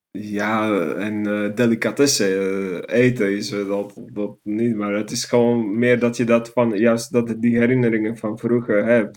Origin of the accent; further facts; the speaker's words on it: Banská Bystrica, Banská Bystrica Region, Slovakia; Dutch is a second language; moved away as an adult; also born or lived in Netherlands; now in Utrecht, Netherlands; Een stad die heet Banska Bistrica